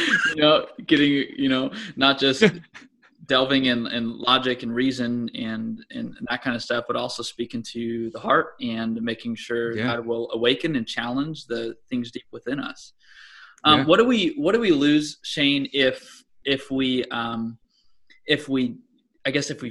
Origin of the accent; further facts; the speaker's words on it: United States; as an American